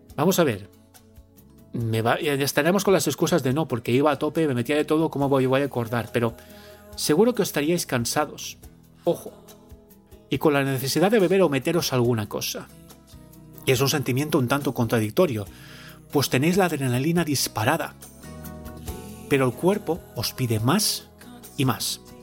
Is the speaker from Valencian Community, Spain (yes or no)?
yes; the Levantine coast, Valencian Community, Spain; en mi tierra, en la costa levantina